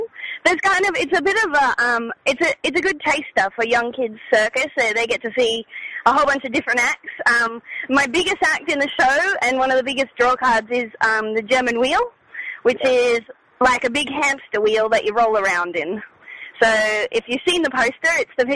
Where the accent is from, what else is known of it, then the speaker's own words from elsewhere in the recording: Brisbane, Queensland, Australia; moved away as an adult; also born or lived in Melbourne, Victoria; I grew up in Brisbane